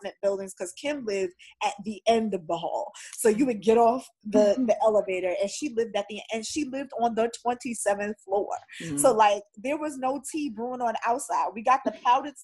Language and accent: English; New York City, New York, United States; I'm a New Yorker